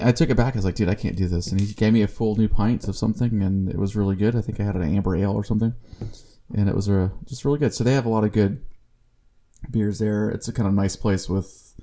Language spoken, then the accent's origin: English; Corpus Christi, Texas, United States; CC is Corpus Christi, that's my hometown